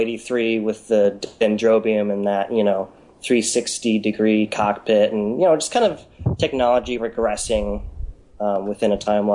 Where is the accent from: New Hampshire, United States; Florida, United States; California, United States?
California, United States; Berkeley; My question is, well, I guess I'm from Berkeley, California.